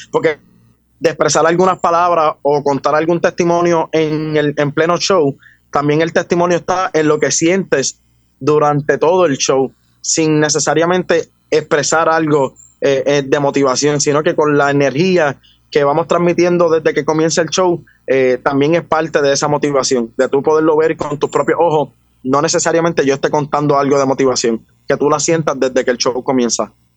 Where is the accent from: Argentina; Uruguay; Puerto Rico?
Puerto Rico; Juncos; also born or lived in Caguas, Puerto Rico; Yo soy del pueblo de Juncos.